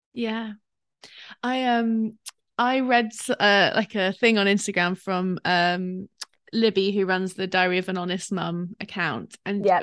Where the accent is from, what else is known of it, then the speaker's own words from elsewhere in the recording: London, United Kingdom; I'm a Londoner